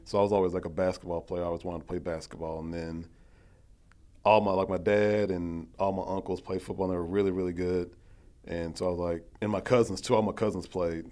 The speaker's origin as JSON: {"language": "English", "town": "Lexington", "region": "Kentucky", "country": "United States", "tie": "born or raised there", "also_born_or_lived": "Cleveland", "said": "Born and raised in Lexington"}